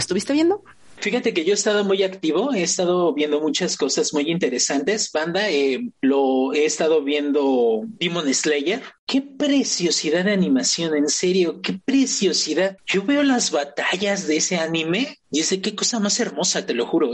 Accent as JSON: {"language": "Spanish", "country": "Mexico", "said": "yo como mexicano"}